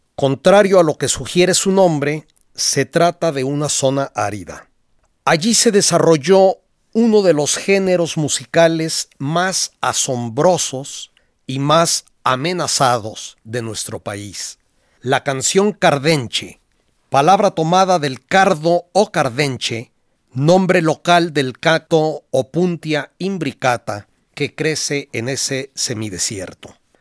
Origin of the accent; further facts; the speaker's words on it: Guadalajara, Jalisco, Mexico; en mi niñez yo oía en Guadalajara al mariachi virgen